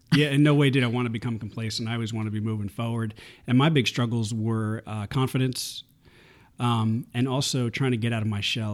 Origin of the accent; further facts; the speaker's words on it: New York, United States; moved away as an adult; I was born and raised in New York